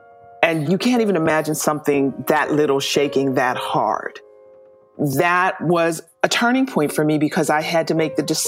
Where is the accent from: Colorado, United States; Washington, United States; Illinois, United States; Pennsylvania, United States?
Pennsylvania, United States; Pittsburgh; I am the quintessential African-American singer. I grew up in the church. I'm from Pittsburgh, Pennsylvania. So I grew up in this working-class, blue-collar neighborhood.